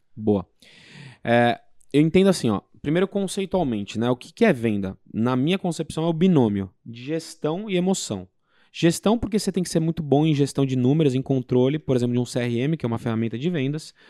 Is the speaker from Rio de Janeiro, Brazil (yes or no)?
no; São Paulo, Brazil; fui em São Paulo, sou de São Paulo